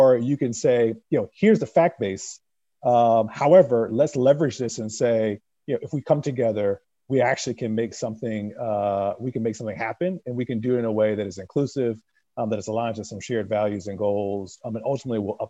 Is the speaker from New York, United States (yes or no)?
yes; New York, United States; growing up in New York